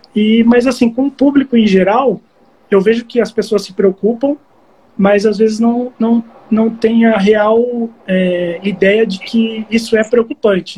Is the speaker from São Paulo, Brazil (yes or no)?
yes; Barueri, São Paulo, Brazil; Eu sou de Barueri. Eu moro aqui perto, perto da região de Alphaville.